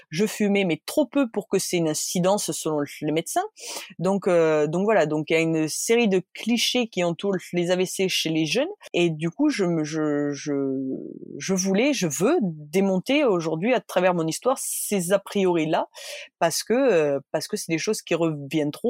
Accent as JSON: {"language": "French", "town": "Bordeaux", "region": "Nouvelle-Aquitaine", "country": "France", "tie": "born there", "said": "Ben non, désolé, je suis née à Bordeaux"}